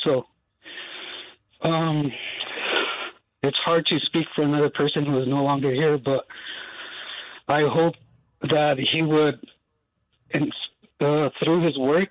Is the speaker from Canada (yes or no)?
no; Isleta Pueblo, New Mexico, United States; I'm from Isleta Pueblo